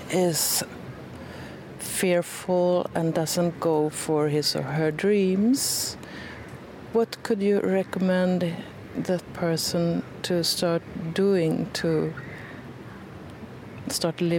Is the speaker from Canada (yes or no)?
no; Sweden; English is a second language; you can hear I'm from Sweden